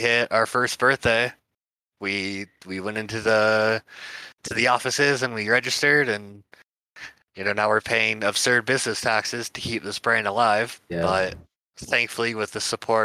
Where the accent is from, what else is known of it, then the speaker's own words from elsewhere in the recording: San Diego, California, United States; moved away as an adult; also born or lived in Colorado; But that's where we're from. It's born and raised in San Diego